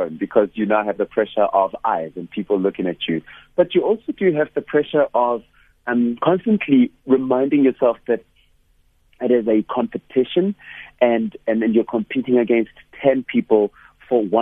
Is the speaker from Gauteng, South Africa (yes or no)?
yes; Hammanskraal, Gauteng, South Africa; I come from Hammanskraal in the north of Pretoria